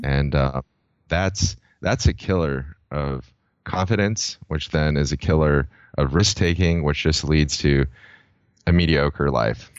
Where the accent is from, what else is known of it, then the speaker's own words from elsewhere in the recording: San Diego, California, United States; growing up in San Diego, I've always been a surfer